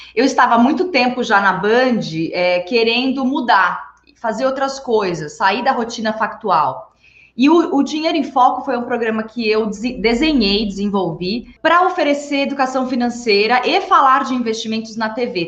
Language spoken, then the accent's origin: Portuguese; São Paulo, Brazil; Sou, eu sou nascida e criada em São Paulo, capital.